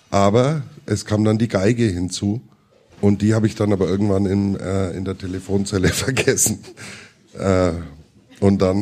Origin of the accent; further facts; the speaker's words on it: Watzeldorf, Bavaria, Germany; Und nichts gegen Schwabach, weil ich komme aus Watzeldorf.